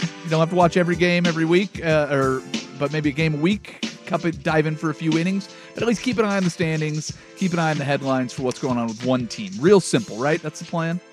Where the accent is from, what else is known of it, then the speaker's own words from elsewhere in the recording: Seattle, Washington, United States; moved away; also born or lived in Las Vegas / Los Angeles; stay connected with home. And rooting for the Seattle Mariners when I lived in Las Vegas